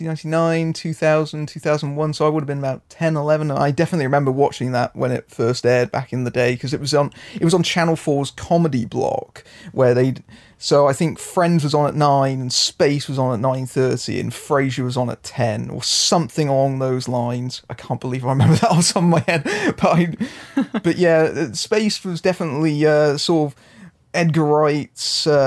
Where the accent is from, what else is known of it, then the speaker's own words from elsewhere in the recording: United Kingdom; being the British person amongst us